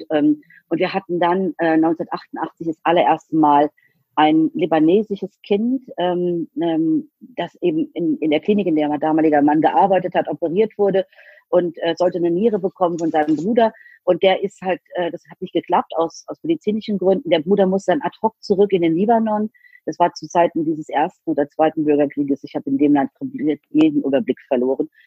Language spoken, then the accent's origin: German; Rhineland-Palatinate, Germany; ich komme eben nicht aus Berlin oder Hamburg oder München, sondern ich komme aus Rheinland-Pfalz halb aus dem Westerwald, halb aus der Eifel